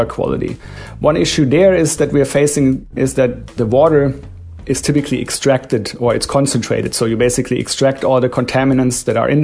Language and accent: English; Germany; now in United States; I'm from Germany